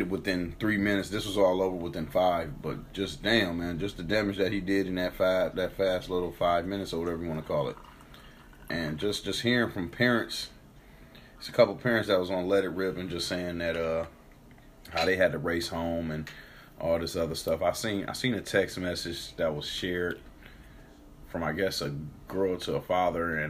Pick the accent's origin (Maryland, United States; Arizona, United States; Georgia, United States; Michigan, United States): Michigan, United States; Detroit; moved away; I'm coming from Detroit